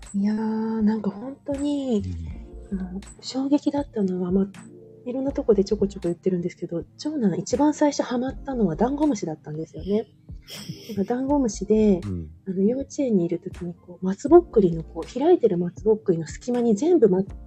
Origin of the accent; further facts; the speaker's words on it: Osaka, Japan; moved away; 私も関西ですよ。大阪です、生まれと育ちは。